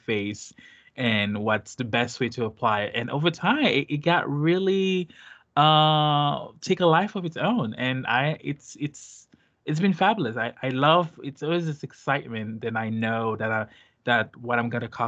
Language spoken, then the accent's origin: English; Haiti; English is a second language; now in United States; I'm from Haiti